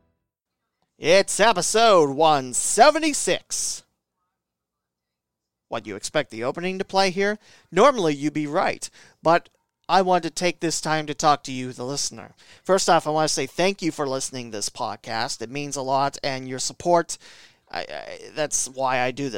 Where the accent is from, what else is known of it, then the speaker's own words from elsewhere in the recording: West Alexandria, Ohio, United States; my hometown Twin Valley South Panthers out of West Alexandria, Ohio